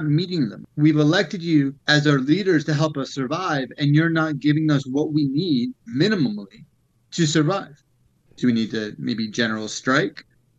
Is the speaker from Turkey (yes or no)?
yes; Turkey; I'm the Hippie from Turkey.